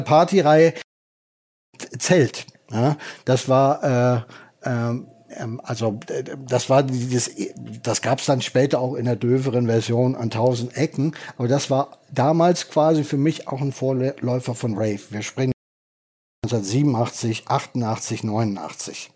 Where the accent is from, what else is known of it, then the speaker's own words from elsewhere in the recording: North Rhine-Westphalia, Germany; moved away; also born or lived in Berlin; ich bin ja Westfale